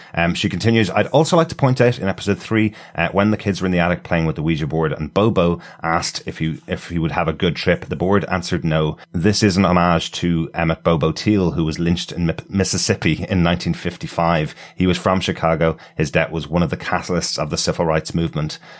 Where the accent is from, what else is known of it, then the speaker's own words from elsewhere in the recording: Ireland; being Irish people